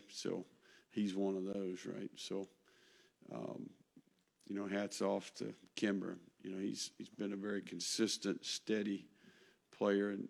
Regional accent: Tennessee, United States; born there; Yeah, I was born in Tennessee.

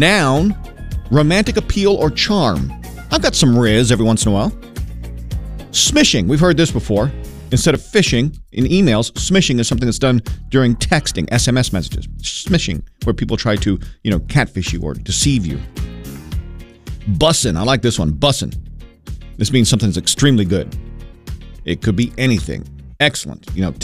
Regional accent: Maine, United States; Growing up in Maine, there was a word, mucka

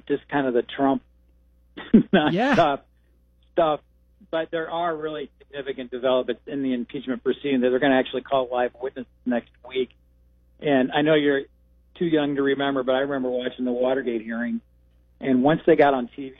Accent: Bloomington, Illinois, United States; I'm from Bloomington, and I played high school football in Eureka

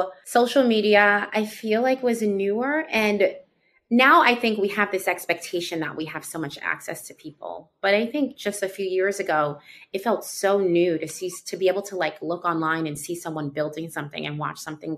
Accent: New York City, New York, United States; also born or lived in Washington, D.C.; First to the West Village, because I'm from Harlem

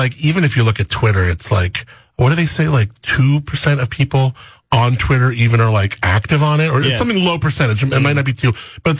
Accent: Southern California, United States; Yeah, I was born in Southern California

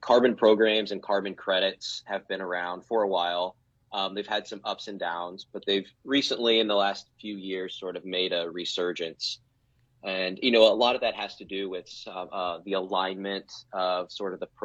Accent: Nebraska, United States; born and raised in Nebraska, never left

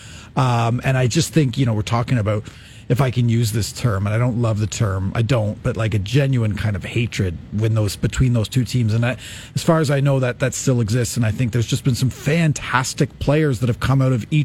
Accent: Oshawa, Ontario, Canada; Born and raised in Oshawa myself

